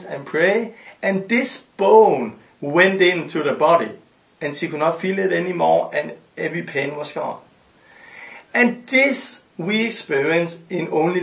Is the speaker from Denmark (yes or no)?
yes; Denmark; I'm from Denmark